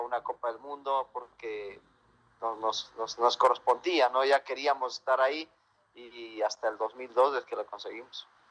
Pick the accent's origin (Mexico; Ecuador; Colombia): Ecuador; nosotros, por ejemplo, como ecuatorianos